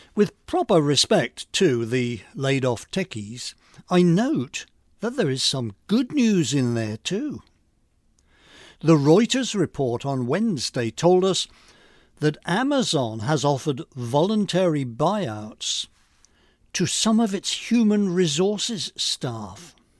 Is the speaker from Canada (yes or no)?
no; England, United Kingdom; moved away; I grew up in England before nineteen seventy-one